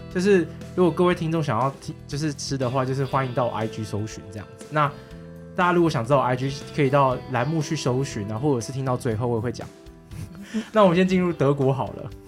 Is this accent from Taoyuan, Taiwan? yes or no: yes; Taoyuan, Taiwan; 我的故乡桃园